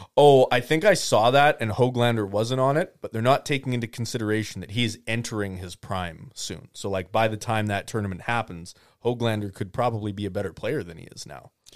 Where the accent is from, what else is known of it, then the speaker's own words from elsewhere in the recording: Canada; I'm Canadian.